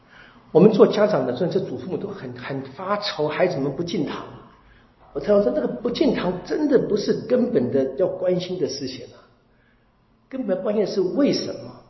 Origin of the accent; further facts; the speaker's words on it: China; 我们中国人会这么说啊：“莫以恶小而为之，莫以善小而不为。”